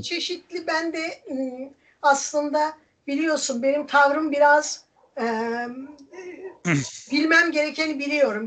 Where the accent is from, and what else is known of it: Erzincan, Turkey; born or raised there; moved away